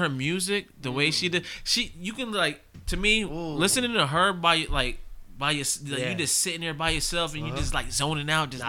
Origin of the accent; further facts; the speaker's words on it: Beacon, New York, United States; growing up in Beacon, you know everybody. It's a small town